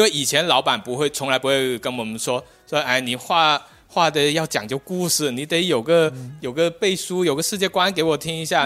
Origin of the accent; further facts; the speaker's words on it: Guangdong, China; now in Shenzhen, China; 我是广东的